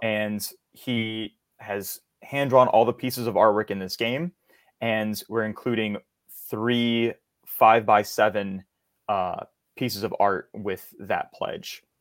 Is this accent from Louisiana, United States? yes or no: yes; Hammond, Louisiana, United States; I come from Louisiana, small town uh, called Hammond. It's uh, about an hour outside of New Orleans.